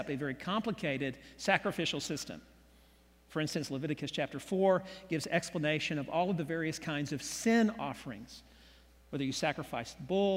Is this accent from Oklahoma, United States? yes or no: yes; Oklahoma City, Oklahoma, United States; I was born here in Oklahoma City back in 1960, grew up in the 60s, 70s in Oklahoma City